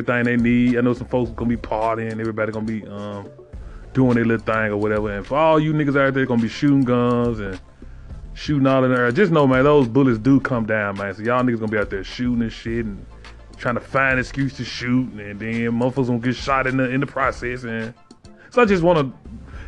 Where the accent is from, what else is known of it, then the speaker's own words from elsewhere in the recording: Memphis, Tennessee, United States; I am from Memphis, Tennessee.